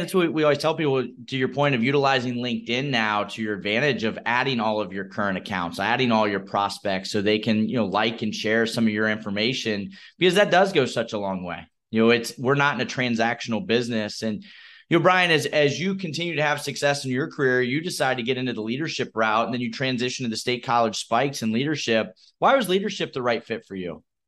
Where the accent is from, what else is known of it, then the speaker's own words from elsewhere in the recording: Midwest, United States; I'm from the Midwest